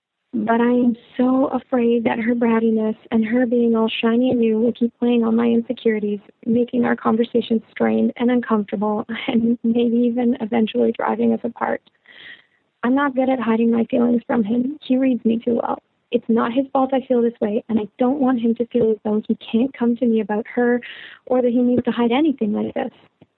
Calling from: Canada; I'm calling from Canada. I'm a 28-year-old heteroflexible female

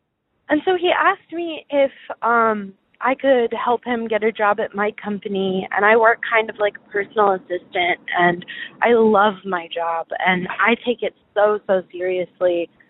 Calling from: Chicago, Illinois, United States; I am 22 from Chicago, and my problem that I'm dealing with is with work and my boyfriend

